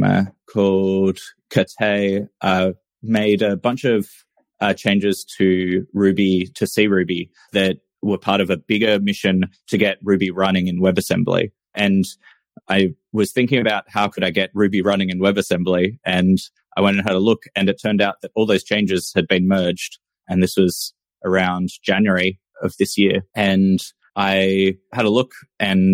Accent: Australia; I'm a software engineer from Australia.

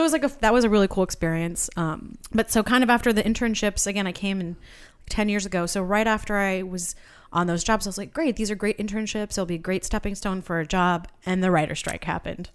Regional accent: Santa Barbara, California, United States; moved away as an adult; also born or lived in Boston; now in Los Angeles, United States; I'm originally from Santa Barbara, but went to school out there

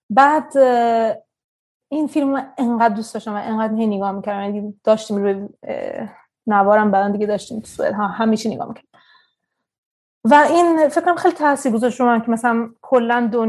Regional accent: Tehran, Tehran Province, Iran; born there; خب من در وسط اعزان به دنیا آمدم تو تهران 1982

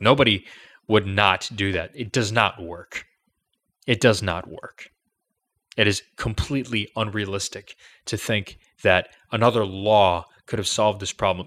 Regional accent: Chicago, Illinois, United States; I'm from Chicago.

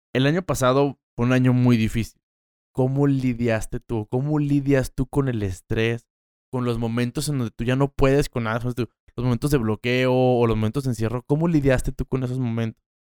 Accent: Mexico; soy de aquí. Qué padre decir, yo soy de esta tierra

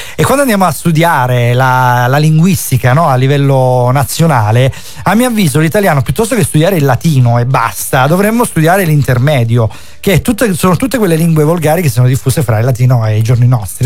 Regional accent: Calabria, Italy; ti parlo da calabrese

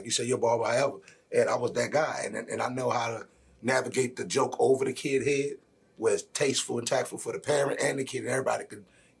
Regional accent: New Orleans, Louisiana, United States; you know, I'm from New Orleans originally. So, you know, talking about your family, coming from a big family, coming from the environment and that whole surrounding.

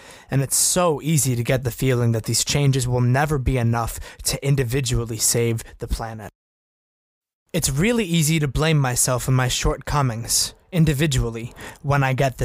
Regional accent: North Brookfield, Massachusetts, United States; In my hometown of North Brookfield

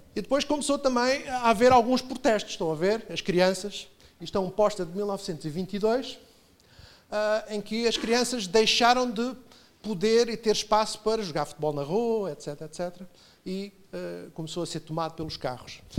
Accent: Portugal; Como somos portugueses

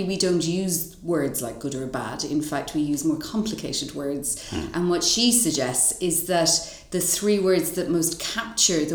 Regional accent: Dublin, Leinster, Ireland; moved away as an adult; now in United Kingdom; I'm originally from Dublin, but have lived in the UK for a long time

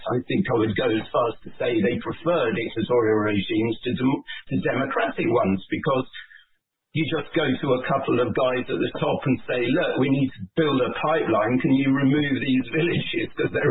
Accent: Leeds, Yorkshire and the Humber, United Kingdom; I was born in Leeds in northern England

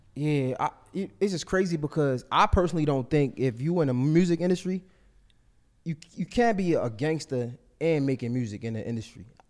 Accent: Baltimore, Maryland, United States; I'm from West Baltimore

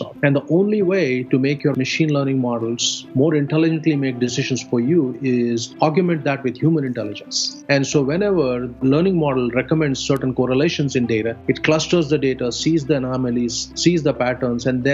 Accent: India; moved away as an adult; also born or lived in Austin, Texas / Silicon Valley; now in United States; I came from India to go to grad school here

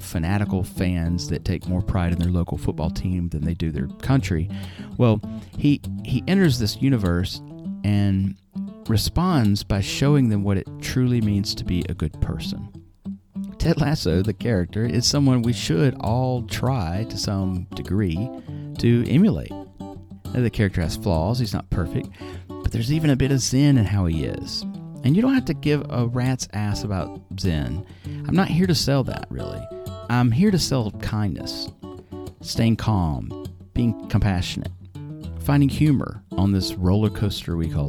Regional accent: United States

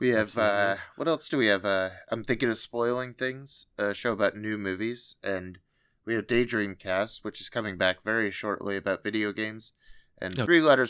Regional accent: North Bend, Washington, United States; also born or lived in Sammamish; I was raised around the Twin Peaks area of North Bend and Sammamish, so that's kind of in my DNA.

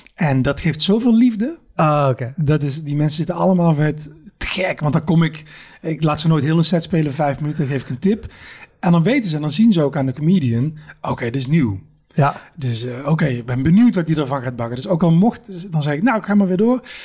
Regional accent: Eindhoven, North Brabant, Netherlands; Ik kom uit Eindhoven

